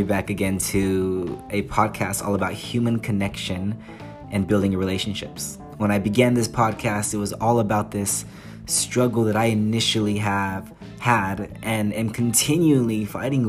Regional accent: United States; moved away as an adult; now in England; I'm the American

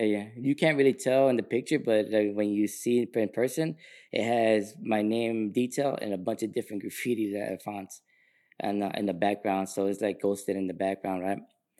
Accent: Sacramento, California, United States; dude, man, I'm an artist from Sacramento.

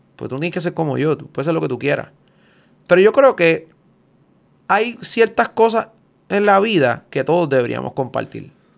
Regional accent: Puerto Rico; soy puertorriqueño

